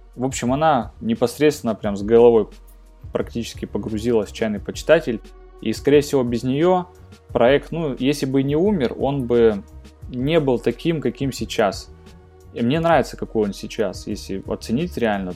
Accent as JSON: {"language": "Russian", "town": "Krasnoyarsk", "region": "Krasnoyarsk Krai", "country": "Russia", "tie": "born or raised there", "said": "в Красноярске, ну это город, откуда я родом"}